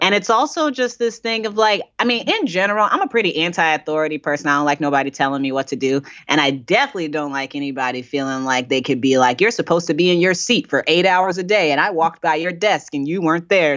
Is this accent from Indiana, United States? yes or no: yes; Indiana, United States; now in Brooklyn, United States; I'm from Indiana, uh, and I didn't move.